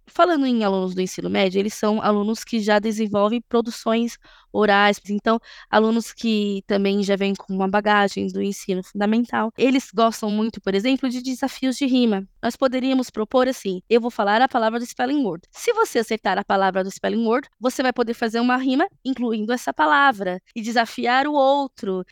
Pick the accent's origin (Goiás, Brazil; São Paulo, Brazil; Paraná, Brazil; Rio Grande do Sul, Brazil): São Paulo, Brazil; sou da periferia de São Paulo